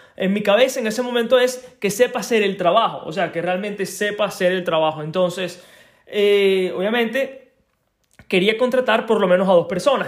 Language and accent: Spanish; Venezuela; moved away; soy de Venezuela